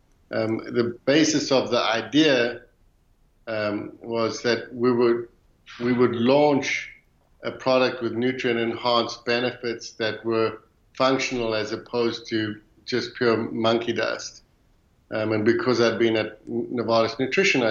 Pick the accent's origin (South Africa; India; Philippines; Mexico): South Africa; moved away as an adult; now in Louisville, United States; growing up in South Africa